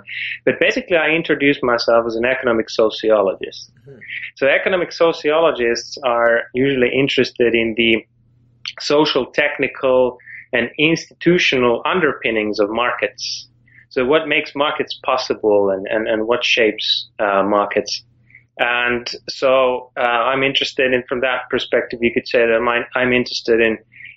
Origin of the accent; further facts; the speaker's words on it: Finland; moved away; I'm from Finland originally